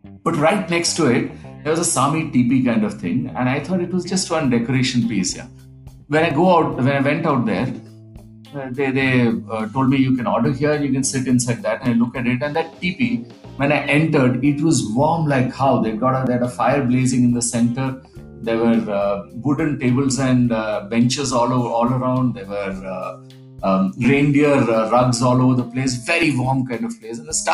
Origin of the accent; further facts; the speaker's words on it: India; I'm from India